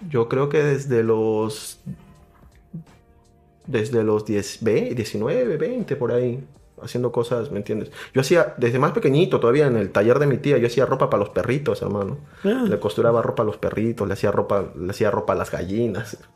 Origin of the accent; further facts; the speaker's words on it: Arequipa, Peru; Yo soy de Arequipa.